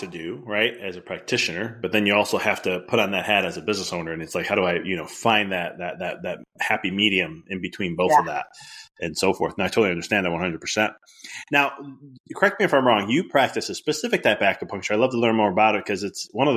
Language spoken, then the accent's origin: English; Illinois, United States; I'm from Illinois